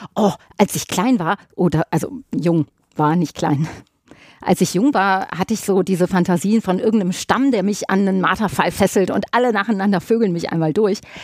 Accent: Ruhr area, North Rhine-Westphalia, Germany; bei uns im Pott

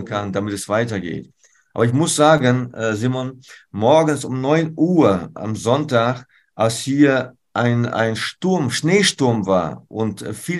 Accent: Germany; wir als Deutsche

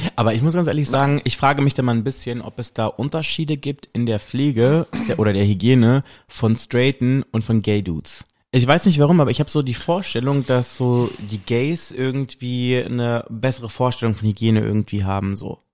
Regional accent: West Germany, Germany; moved away; ich bin halt so ein richtiger Wessi

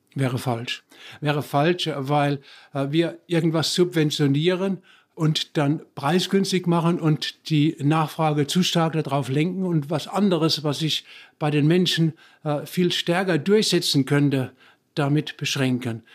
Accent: Germany; now in Bochum, Germany; bei uns in Deutschland

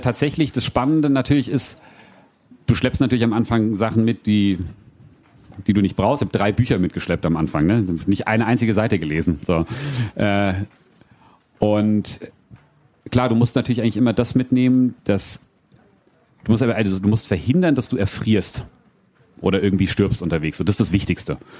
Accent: Frankfurt area, Hesse, Germany; moved away as an adult; also born or lived in New Zealand; ich ich bin und werde auch immer Frankfurter Bub bleiben. Ich bin ne, in Hiptebach geboren, Triptebach aufgewachsen.

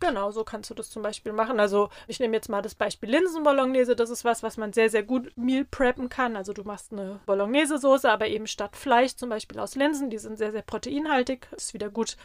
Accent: Rheinhessen, Rhineland-Palatinate, Germany; bei uns in Rheinhessen

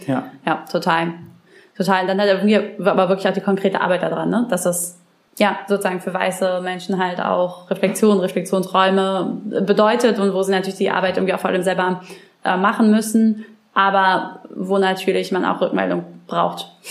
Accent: Brandenburg, Germany; Ich komme ja aus Brandenburg

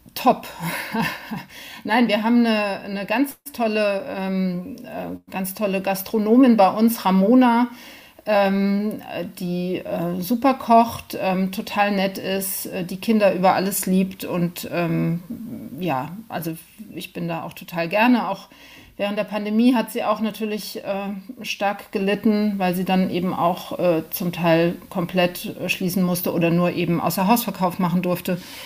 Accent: Rheinhessen, near Mainz, Rhineland-Palatinate, Germany; now in Berlin, Germany; ich komme aus Rheinland-Pfalz, ganz genau, genauer gesagt aus Rheinhessen

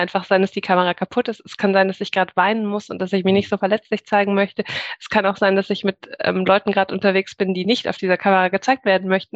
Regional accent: Munich, Bavaria, Germany; now in Augsburg, Germany; ich bin als Kind in eine freie evangelische Gemeinde gegangen, in München, also auch in der Jugendzeit

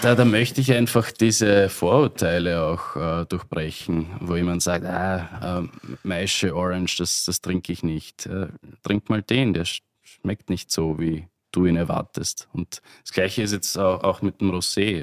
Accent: Burgenland, Austria; als Burgenländer

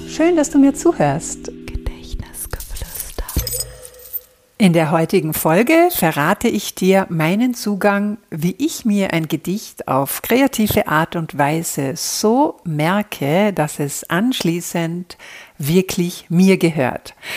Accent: Austria; hier bei uns in Österreich

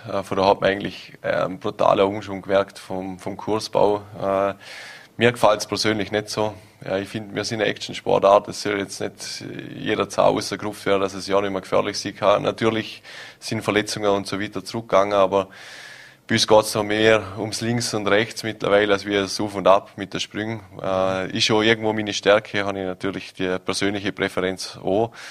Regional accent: Vorarlberg, Austria; jeder verbindet Weihnachten doch irgendwo mit Schnee als Vorarlberger.

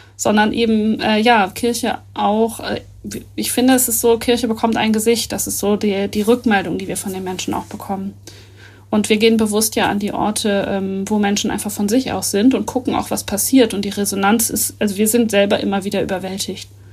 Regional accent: Northern Germany, Germany; wir als äh, Norddeutsche

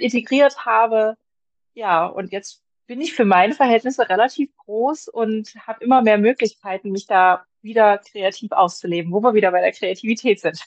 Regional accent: Magdeburg, Saxony-Anhalt, Germany; Ich komme aus Magdeburg

